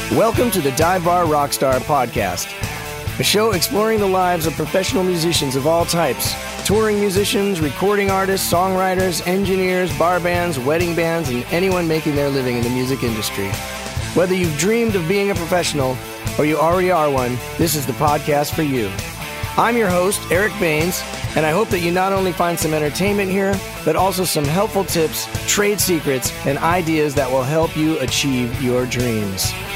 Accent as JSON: {"language": "English", "town": "Broomfield", "region": "Colorado", "country": "United States", "tie": "born or raised there", "also_born_or_lived": "Denver, Colorado", "moved": "yes", "lives_now": "Los Angeles, United States", "said": "I grew up in Broomfield, Colorado"}